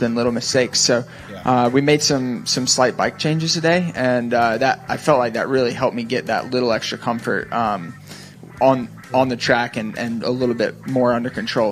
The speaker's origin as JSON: {"language": "English", "town": "Charlotte", "region": "North Carolina", "country": "United States", "tie": "born or raised there", "said": "I grew up in near Charlotte, North Carolina"}